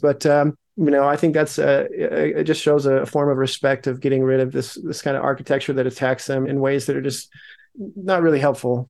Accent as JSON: {"language": "English", "town": "Logan", "region": "Utah", "country": "United States", "tie": "born or raised there", "also_born_or_lived": "Salt Lake City, Utah", "said": "I was born in Salt Lake, grew up in Logan"}